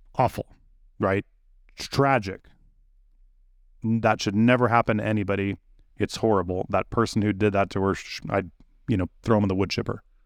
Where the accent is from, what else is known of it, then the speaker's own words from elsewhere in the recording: United States; my life as an American